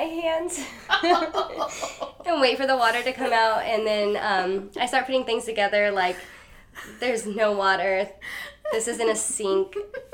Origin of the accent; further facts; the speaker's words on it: North Platte, Nebraska, United States; I'm from Nebraska, and from Western Nebraska in a place called North Platte